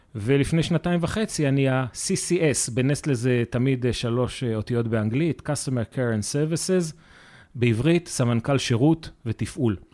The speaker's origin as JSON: {"language": "Hebrew", "country": "Israel", "said": "אנחנו כישראלים"}